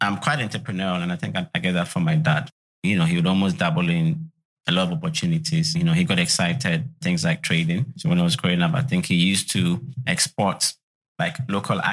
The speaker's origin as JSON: {"language": "English", "town": "Tema", "region": "Greater Accra", "country": "Ghana", "tie": "born or raised there", "said": "Born and bred in Tema."}